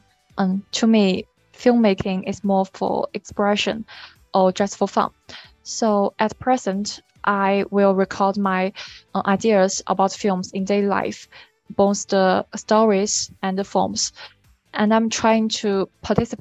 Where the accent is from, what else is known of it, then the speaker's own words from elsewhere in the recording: China; I come from China.